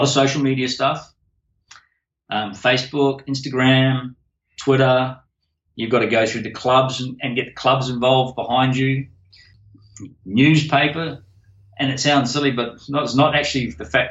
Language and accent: English; New Zealand; now in Australia; Being a Kiwi